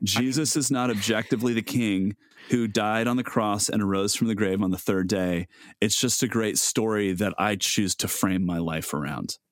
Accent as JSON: {"language": "English", "country": "United States", "said": "as American Christians"}